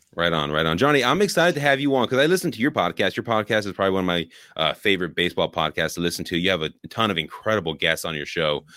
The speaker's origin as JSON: {"language": "English", "area": "Bay Area", "region": "California", "country": "United States", "tie": "born or raised there", "also_born_or_lived": "Oakland", "said": "born in Oakland, grew up in the Bay Area"}